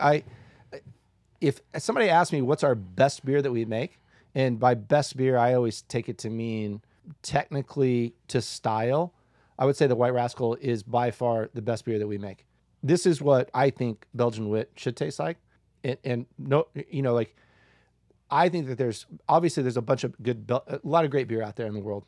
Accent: Decatur, Illinois, United States; now in Boulder, United States; I'm so glad that I grew up uh, that I'm from Decatur. I'm glad to grow up there

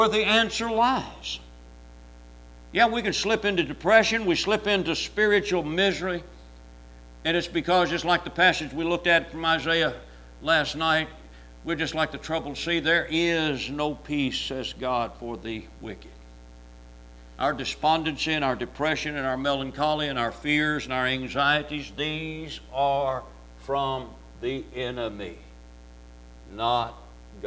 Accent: Louisville, Kentucky, United States; In the neighborhood I grew up in Louisville, Kentucky, on the block where I lived

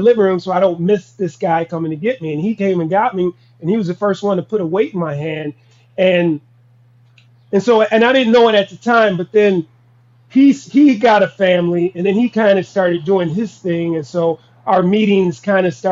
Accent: Minnesota, United States; also born or lived in Wichita, Kansas

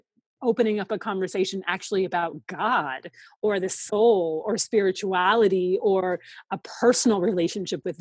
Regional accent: Seattle, Washington, United States; moved away as an adult; also born or lived in Atlanta; once I left Seattle and moved to Atlanta for college

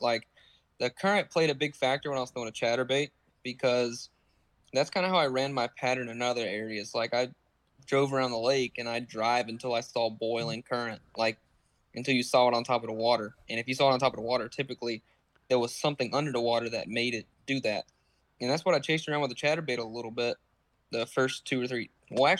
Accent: Myrtle Beach, South Carolina, United States; Myrtle Beach, South Carolina.

